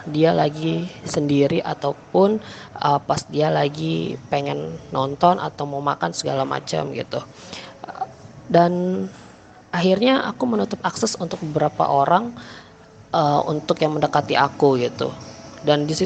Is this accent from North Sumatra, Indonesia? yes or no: no; Samarinda, East Kalimantan, Indonesia; uh, bukan nama sebenarnya sebenarnya. Aku berasal dari Samarinda.